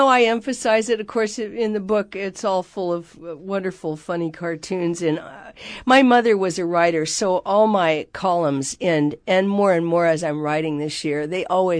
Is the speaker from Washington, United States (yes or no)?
yes; Seattle, Washington, United States; We lived in, they moved a lot. So we moved all over Seattle until they died.